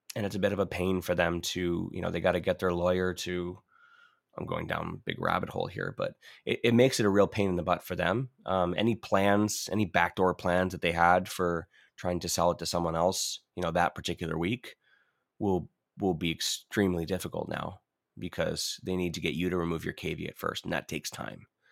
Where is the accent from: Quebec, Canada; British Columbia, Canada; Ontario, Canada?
Ontario, Canada; moved away; I'm from Ontario. Originally, I'm born and bred there